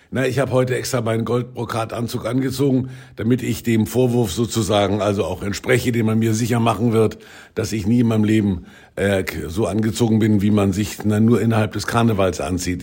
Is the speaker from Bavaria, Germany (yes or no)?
yes; Franconia, Bavaria, Germany; ich komme natürlich aus dem Fränkischen und da gab's den, den Fasching